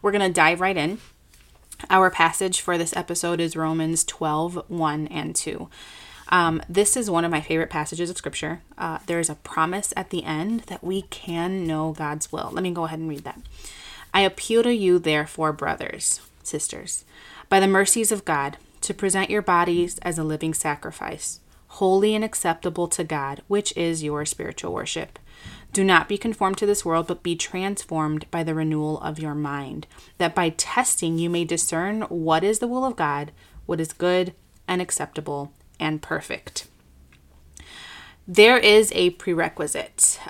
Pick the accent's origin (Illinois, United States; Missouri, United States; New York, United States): Illinois, United States; Chicago; I graduated from Moody Bible Institute here in my hometown in Chicago